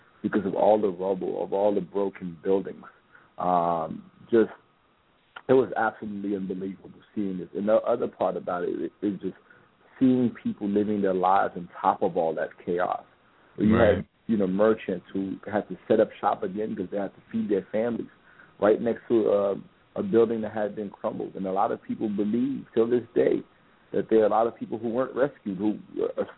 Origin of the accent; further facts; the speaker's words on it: Haiti; first language Haitian Creole; English is a second language; now in United States; I am Haitian. I was born in Haiti. I moved to the States in 1987